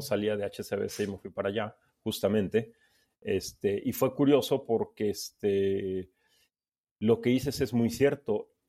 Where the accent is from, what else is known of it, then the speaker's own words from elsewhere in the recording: Veracruz, Mexico; moved away as an adult; also born or lived in Mexico City; yo soy de Veracruz, pero me había cambiado a, Ciudad de México para estudiar